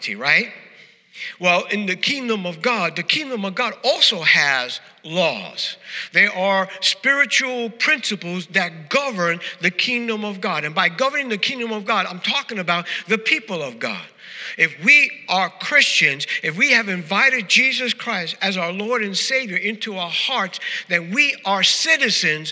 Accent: New York, United States; moved away; New Yorkers, we know the proper English

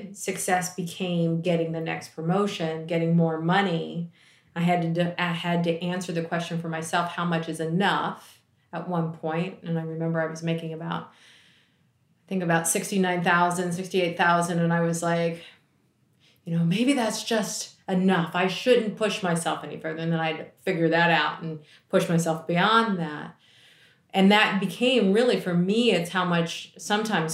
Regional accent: D.C., Maryland, United States; born or raised there

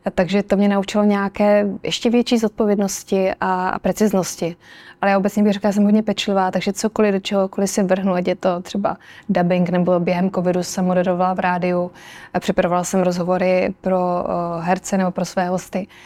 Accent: Krnov, Moravian-Silesian Region, Czechia; also born or lived in Brno; now in Prague, Czech Republic; Já teda jsem z malého města, vyrůstala jsem v Krnově

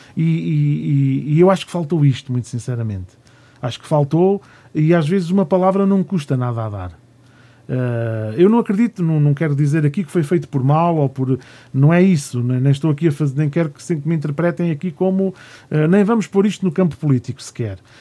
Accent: Gonçalo, Centro, Portugal; na minha terra, em Gonçalo

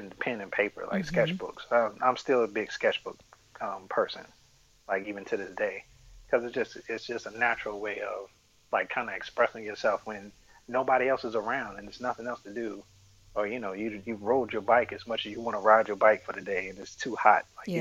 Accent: Littleton, North Carolina, United States; I grew up in Littleton, North Carolina.

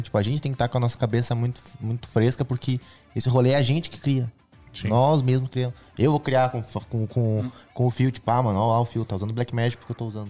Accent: Brazil; Eu sou o cara do gospel, eu sou brasileiro, eu sou jovem.

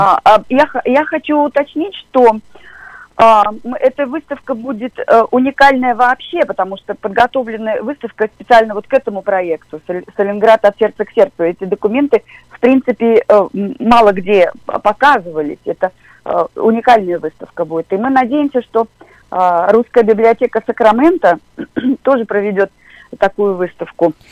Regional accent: Volgograd, Volgograd Oblast, Russia; я сама из Волгограда

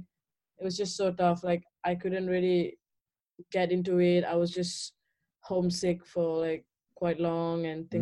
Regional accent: Malaysia; moved away as an adult; also born or lived in Kuala Lumpur, Malaysia; now in Ithaca, United States; I moved from my hometown to the city of Malaysia, Kuala Lumpur.

